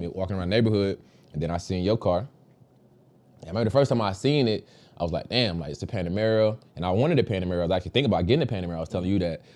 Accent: Dallas, Texas, United States; moved away as an adult; also born or lived in Virginia; I'm from Dallas, Texas, originally born and raised

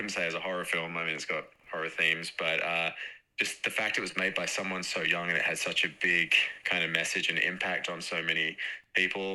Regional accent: Perth, Western Australia, Australia; I'm from Perth, West Australia

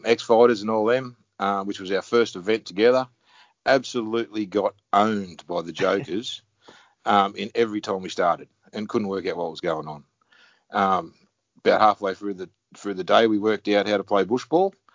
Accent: Chittaway Bay, New South Wales, Australia; Central Coast, on Chittaway Bay, Central Coast. An hour north of Sydney.

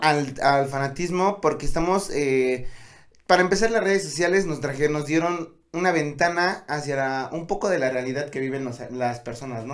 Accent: Tlaxcala, Mexico; somos de Tlaxcala

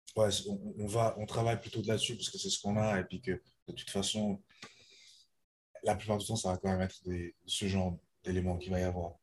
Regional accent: Lausanne, Vaud, Switzerland; j'ai 25 ans, je viens de Lausanne

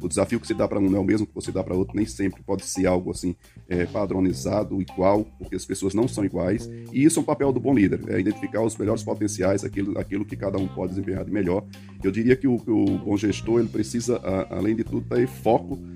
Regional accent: Bahia, Brazil; moved away as an adult; now in Ceará, Brazil; Eu sou baiano, voltei aqui para o Ceará, tá? Estou aqui há quase 22 anos.

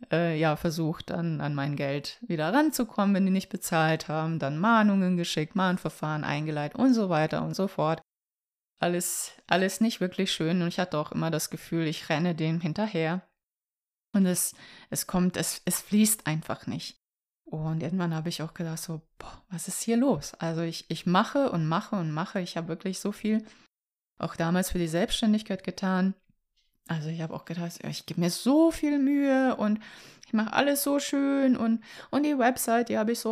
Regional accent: Vukovar, Vukovar-Syrmia County, Croatia; moved away; also born or lived in Hamburg; ich komme ja aus Kroatien. Mit meiner Familie bin ich ja Anfang der 90er nach Hamburg gekommen, als der Bürgerkrieg ausbrach. Und das war so die Zeit, ja, in Vukovar, in der Stadt, woher ich komme.

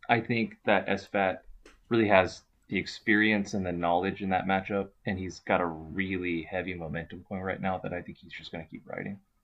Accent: Texas, United States; as a Texas boy

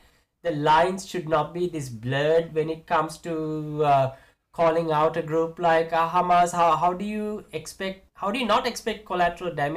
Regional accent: Sri Lanka; moved away; I was born and raised in Sri Lanka. I don't live there right now

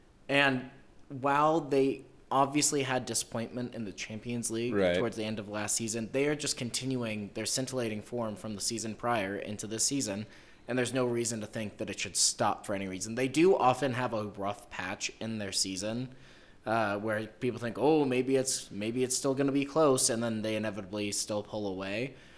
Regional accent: United States; That's my right as an American.

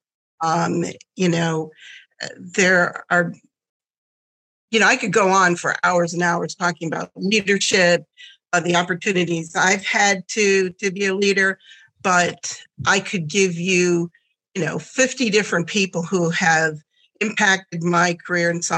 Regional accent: Southwest Michigan, United States; born or raised there; first language German; English is a second language; also born or lived in Germany

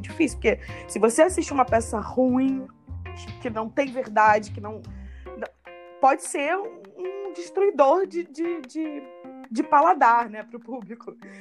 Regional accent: Paraíba do Sul, Rio de Janeiro, Brazil; now in Rio de Janeiro, Brazil; eu vivi a minha infância lá em Paraíba do Sul

